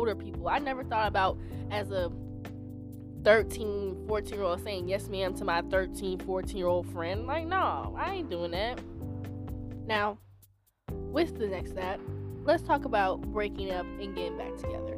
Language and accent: English; the South, United States; I was raised in the South